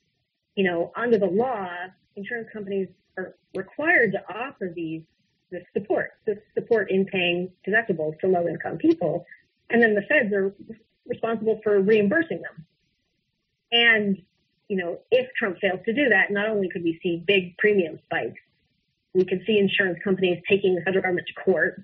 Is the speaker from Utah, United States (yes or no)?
yes; Utah, United States; I think I'm from Utah, so I think even my own Senator Orrin Hatch